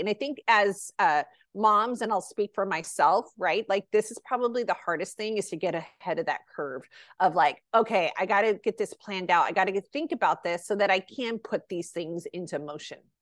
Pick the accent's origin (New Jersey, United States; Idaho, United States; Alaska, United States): New Jersey, United States; now in California, United States; New Jersey, which is my home state